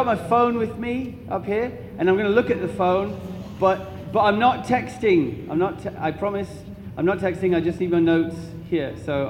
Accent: Duluth, Minnesota, United States; I come from a long way away, across the water. It's called Minnesota. Have you heard of Minnesota? I'm from Duluth, Minnesota.

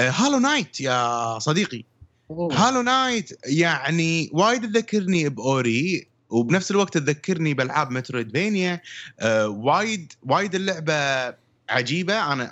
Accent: Syria; تعرفون انا سوري

